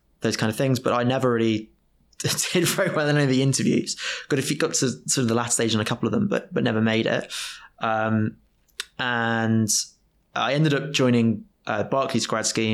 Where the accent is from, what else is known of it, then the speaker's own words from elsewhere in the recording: Oundle, East Midlands, United Kingdom; Oundle is my hometown.